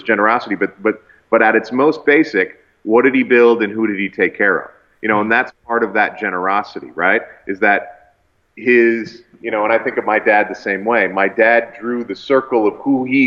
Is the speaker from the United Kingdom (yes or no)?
no; Canada; as a Canadian